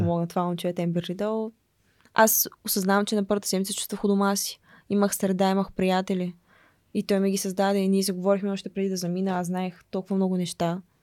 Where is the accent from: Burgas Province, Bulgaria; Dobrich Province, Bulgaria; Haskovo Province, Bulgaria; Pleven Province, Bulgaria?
Dobrich Province, Bulgaria; Dobrich; born or raised there; moved away as an adult; now in United States